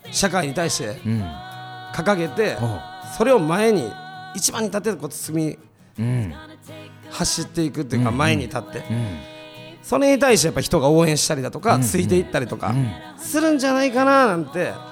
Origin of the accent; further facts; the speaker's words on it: Tokushima, Japan; accent: Osaka dialect; moved away as an adult; also born or lived in Osaka; now in Tokyo, Japan; 確かに俺は徳島で生まれたから